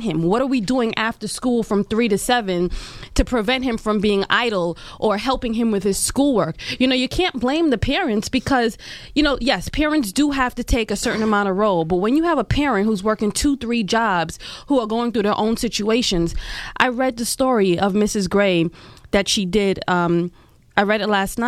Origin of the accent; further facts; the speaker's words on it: New York City, New York, United States; I'm, you know, a lifelong resident, born and raised in East Flatbush